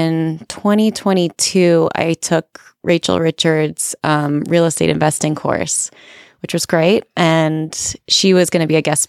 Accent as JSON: {"language": "English", "region": "New York", "country": "United States", "moved": "yes", "said": "I'm originally from New York"}